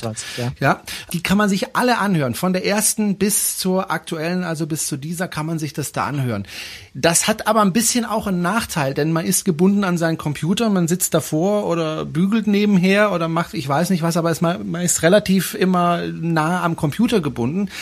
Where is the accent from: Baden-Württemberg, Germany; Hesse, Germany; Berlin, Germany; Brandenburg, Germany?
Baden-Württemberg, Germany; now in Swabia, Germany; bin ja eigentlich aus Baden, aber ich wohne ja in Schwaben